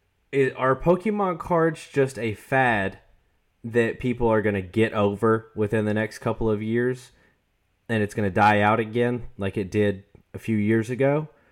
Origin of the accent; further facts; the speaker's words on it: the South, United States; We're from the South. There are definitely people that use willy nilly and nitty and gritty.